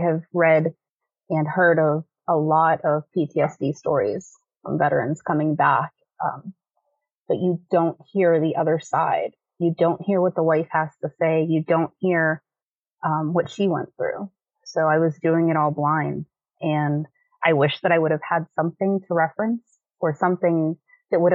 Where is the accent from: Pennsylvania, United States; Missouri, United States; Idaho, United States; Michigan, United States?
Pennsylvania, United States; Pittsburgh; I'm from Pittsburgh. I've always lived here.